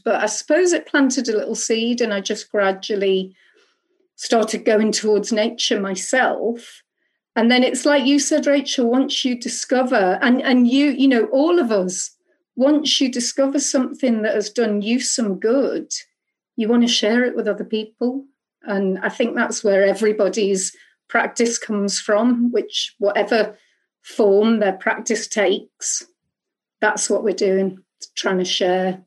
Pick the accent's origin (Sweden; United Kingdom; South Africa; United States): United Kingdom; Liverpool, North West England; I'm from Liverpool, and I'm from Growing Sudley Community and Trust Company